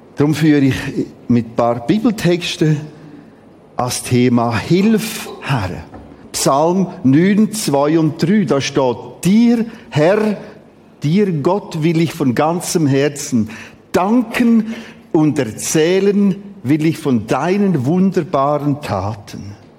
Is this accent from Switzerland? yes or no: yes; Switzerland; Wir haben die interessante Mentalität als Schweizer